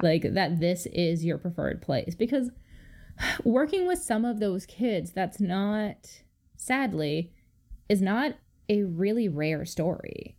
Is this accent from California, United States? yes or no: no; Chicago, Illinois, United States; As a Chicagoan